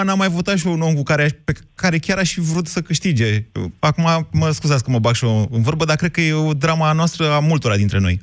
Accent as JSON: {"language": "Romanian", "region": "Oltenia", "country": "Romania", "said": "sunt oltean"}